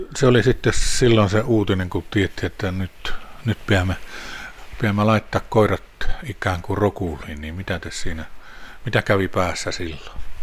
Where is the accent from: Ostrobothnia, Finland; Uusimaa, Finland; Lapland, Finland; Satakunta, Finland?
Lapland, Finland; täällä meillä Lapissa